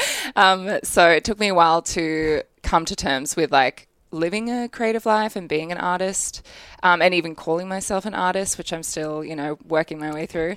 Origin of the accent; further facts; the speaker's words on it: Brisbane, Queensland, Australia; I grew up in Brisbane